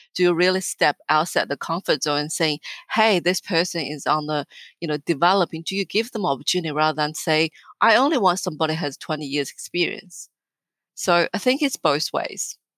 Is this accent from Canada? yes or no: no; northern China, China; moved away as an adult; also born or lived in Australia; now in Melbourne, Australia; I was born and raised and educated in China